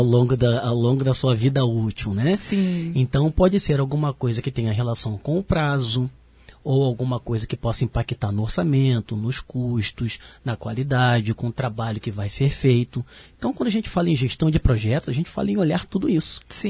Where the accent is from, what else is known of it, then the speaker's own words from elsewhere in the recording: Rio de Janeiro, Brazil; moved away as an adult; now in Blumenau, Brazil; eu tive a oportunidade de sair do Rio de Janeiro, sou carioca, né? E vim trabalhar aqui em Santa Catarina, mais especificamente em Blumenau